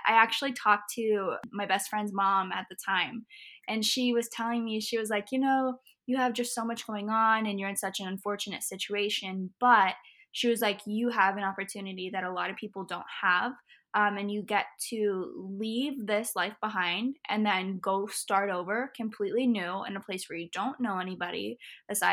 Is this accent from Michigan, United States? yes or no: no; Indiana, United States; also born or lived in Florida; I grew up in Florida. I was here until I was in fourth grade. And then after fourth grade, I moved to Indiana near like Bloomington and Indianapolis, right in between there